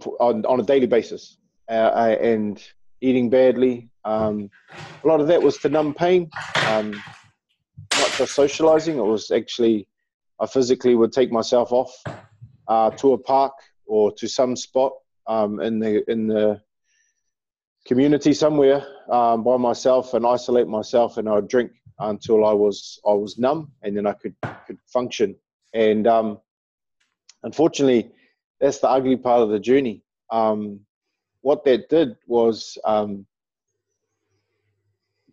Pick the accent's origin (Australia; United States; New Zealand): New Zealand; Auckland; someone from New Zealand, someone who's deeply connected to Aotearoa, to our land.